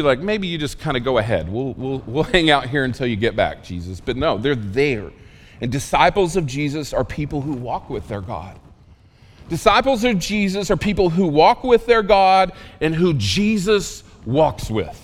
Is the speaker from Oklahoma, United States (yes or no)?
yes; rural Oklahoma, United States; I learned English in rural Oklahoma